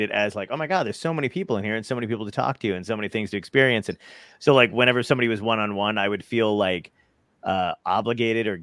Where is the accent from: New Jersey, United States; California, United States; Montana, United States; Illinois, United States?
New Jersey, United States; also born or lived in Brooklyn, New York; I was born in Brooklyn, and but yeah, I moved out and I lived in Jersey. I basically was raised in New Jersey.